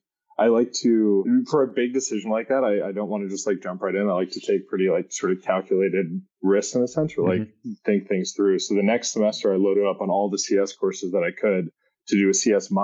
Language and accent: English; Southern California, United States; moved away as an adult; also born or lived in New York City, United States / Napa, California, United States; now in Somerville, United States; I grew up in California. My family is from Massachusetts, though.